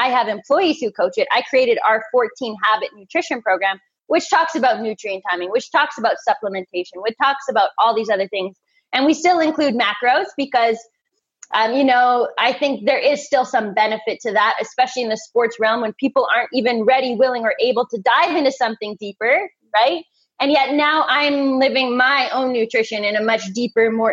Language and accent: English; Canada; I'm a Canadian girl, so ice hockey was my sport